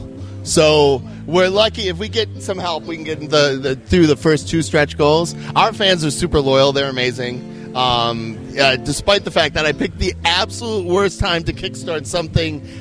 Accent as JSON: {"language": "English", "region": "Minnesota", "country": "United States", "said": "I'm from Minnesota"}